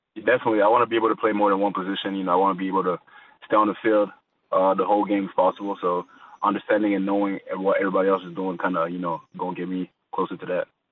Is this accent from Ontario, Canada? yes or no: no; Montreal, Quebec, Canada; growing up in Montreal, uh, the first sport I played was basketball